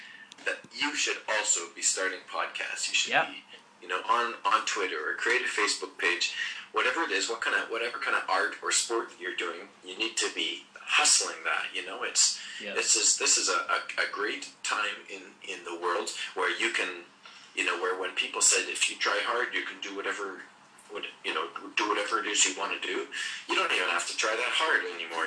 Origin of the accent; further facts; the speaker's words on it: Sechelt, British Columbia, Canada; moved away; From my hometown